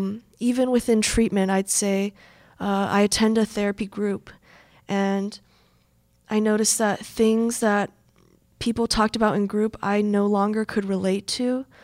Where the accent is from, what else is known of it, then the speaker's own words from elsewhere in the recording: Midwest, United States; I noticed kind of a bubble of just being raised and born and raised in the Midwest, and you kind of just want to stay here in the Midwest and don't really want to branch out.